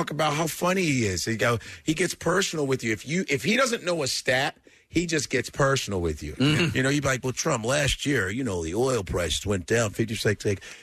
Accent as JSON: {"language": "English", "town": "Chicago", "region": "Illinois", "country": "United States", "also_born_or_lived": "New York City", "moved": "yes", "said": "I'm from Chicago"}